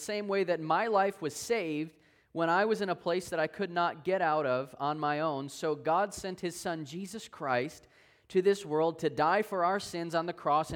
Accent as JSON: {"language": "English", "region": "Wisconsin", "country": "United States", "said": "I'm originally from Wisconsin"}